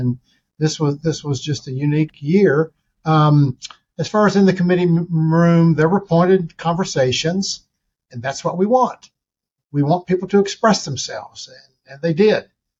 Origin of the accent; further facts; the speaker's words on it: Hobart, Oklahoma, United States; We were all of us who grew up there. I don't know about all, but most of us have such great feelings about where we grew up in Hobart